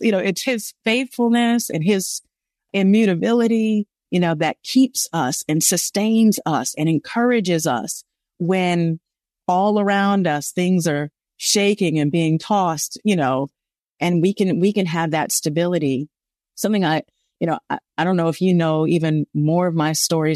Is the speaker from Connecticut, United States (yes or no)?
no; Los Angeles, California, United States; growing up in South Central Los Angeles